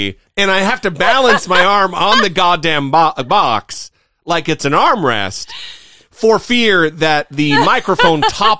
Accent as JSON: {"language": "English", "region": "Idaho", "country": "United States", "tie": "born there", "said": "I was born in Idaho."}